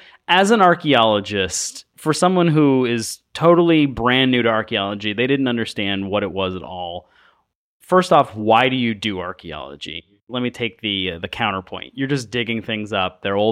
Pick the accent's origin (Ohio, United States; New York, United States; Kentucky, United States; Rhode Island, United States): New York, United States; I mean, I grew up in Western New York, and there we still had Native American reservations, and you know, some family members are Native Americans.